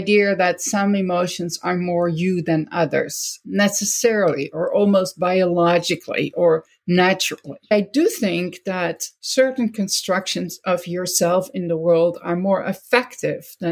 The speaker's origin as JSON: {"language": "English", "country": "Netherlands", "moved": "yes", "lives_now": "United States", "said": "never fully Dutch anymore, and I'm never fully American either."}